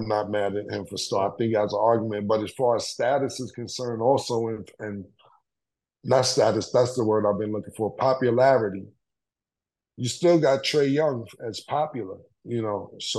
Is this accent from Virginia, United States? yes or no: no; New York City, New York, United States; I'm from Harlem.